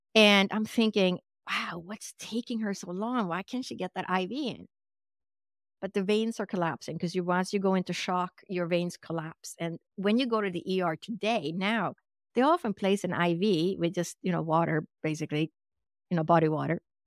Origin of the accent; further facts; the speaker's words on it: Sweden; English is a second language; moved away; I was actually born and raised in Sweden, which is in Scandinavia or Northern Europe.